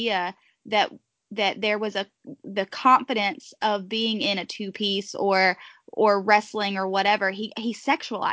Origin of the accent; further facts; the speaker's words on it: Pleasant Garden, North Carolina, United States; I'm from Pleasant Garden, North Carolina